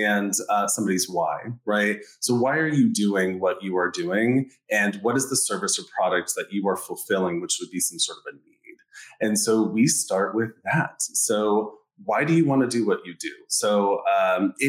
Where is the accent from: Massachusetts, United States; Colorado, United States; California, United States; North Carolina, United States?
Colorado, United States; moved away as an adult; also born or lived in New York City; now in Tampa, United States; I'm originally from Colorado